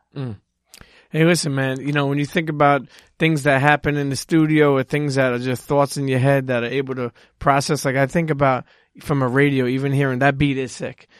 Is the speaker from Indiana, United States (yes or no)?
no; New York City, New York, United States; I'm from Brooklyn.